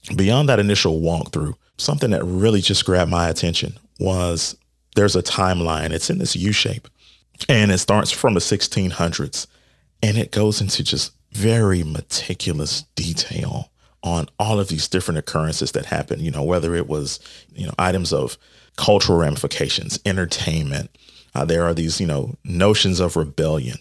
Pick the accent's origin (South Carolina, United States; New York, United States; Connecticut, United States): South Carolina, United States; North Augusta; my hometown, what I know is North Augusta